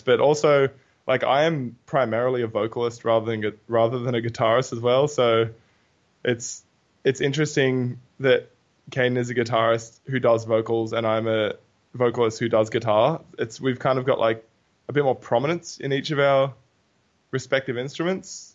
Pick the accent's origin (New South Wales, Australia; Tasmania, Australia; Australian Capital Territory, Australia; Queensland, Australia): New South Wales, Australia; Newcastle; we're from Newey